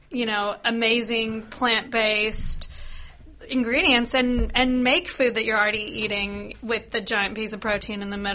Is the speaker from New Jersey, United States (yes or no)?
no; Seattle, Washington, United States; moved away as an adult; now in Australia; Yeah, I'm from Seattle